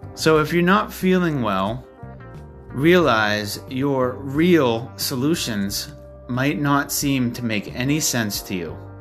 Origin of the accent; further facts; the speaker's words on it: Maine, United States; my home state of Maine